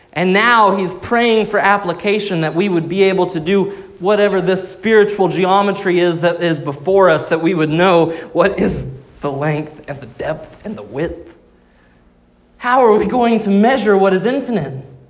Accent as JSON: {"language": "English", "region": "Arkansas", "country": "United States", "tie": "born or raised there", "said": "Growing up in Arkansas"}